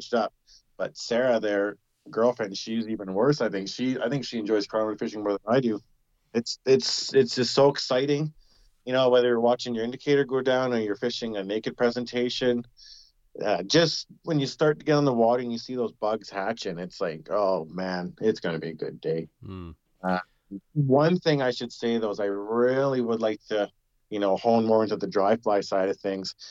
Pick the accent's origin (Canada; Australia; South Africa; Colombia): Canada; Prince George, British Columbia; also born or lived in Salmon Valley; where I grew up in Prince George, just a little, you know, north of where I live now in Salmon Valley